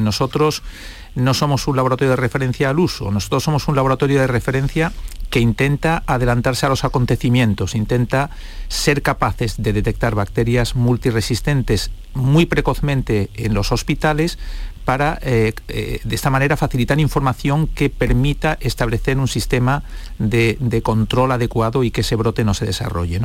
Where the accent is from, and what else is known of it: Spain